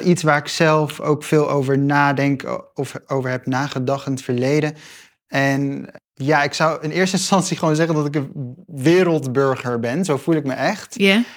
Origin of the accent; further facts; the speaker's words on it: Gelderland, Netherlands; ik ben opgegroeid in Gelderland, in een klein stadje